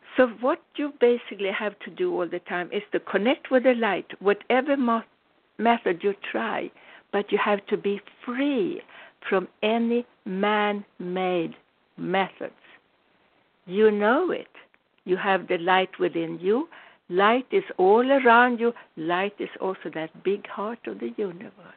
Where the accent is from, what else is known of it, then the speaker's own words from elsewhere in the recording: United States; I'm American, I'm a very proud American citizen